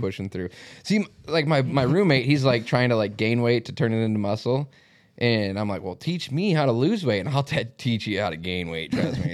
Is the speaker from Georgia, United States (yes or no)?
no; Mitchell, South Dakota, United States; moved away; this is obviously my hometown